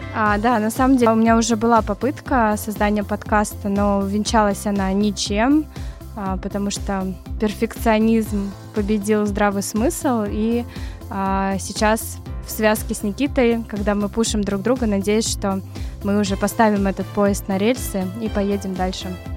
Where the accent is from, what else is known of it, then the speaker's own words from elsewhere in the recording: Moscow, Russia; moved away as an adult; now in New York, United States; я из Москвы, но с 2014 года живу в Нью-Йорке